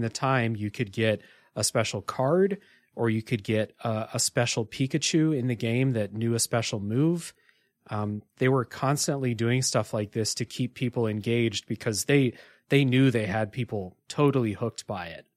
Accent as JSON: {"language": "English", "region": "Ohio", "country": "United States", "tie": "born or raised there", "said": "I grew up in Ohio"}